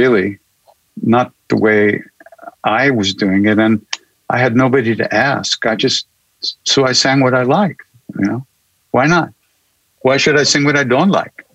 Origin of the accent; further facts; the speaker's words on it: Long Island, New York, United States; also born or lived in India; I'm a kid from Long Island, New York